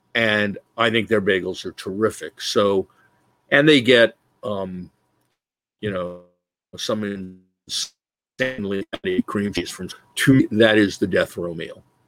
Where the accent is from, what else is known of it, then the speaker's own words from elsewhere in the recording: New Jersey, United States; we come from Jersey